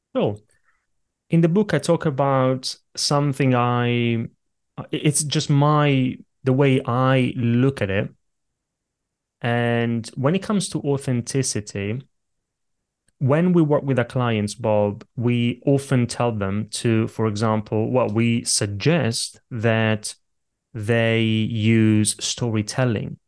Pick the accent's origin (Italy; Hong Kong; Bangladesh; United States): Italy; born or raised there; now in London, United Kingdom